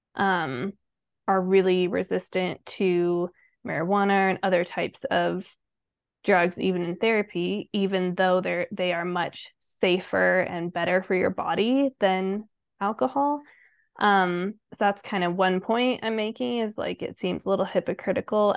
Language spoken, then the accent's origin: English; Colorado Springs, Colorado, United States; we b, both grew up in Colorado Springs